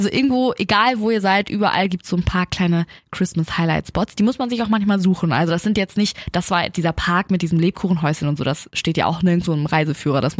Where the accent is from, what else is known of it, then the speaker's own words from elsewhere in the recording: Germany; konnte plötzlich Deutsch sprechen, als ich meinte, ich komme aus Deutschland.